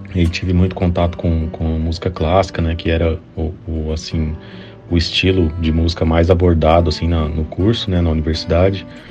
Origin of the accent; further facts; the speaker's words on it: Campo Grande, Mato Grosso do Sul, Brazil; Eu sou de Campo Grande, Mato Grosso do Sul, eu tive contato com música, assim, desde criança